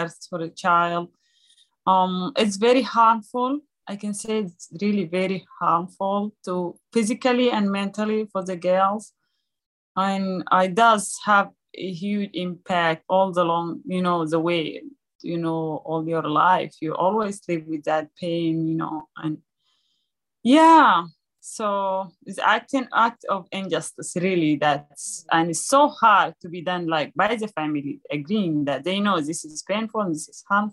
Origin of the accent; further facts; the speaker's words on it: Sudan; moved away; being born in a refugee camp in Sudan, beautiful country in Africa.